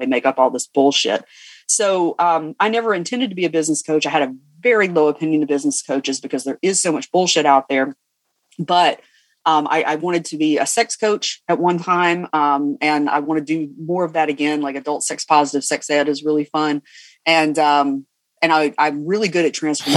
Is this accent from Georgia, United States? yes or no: yes; Cumming, Georgia, United States; I'm from Cumming, Georgia.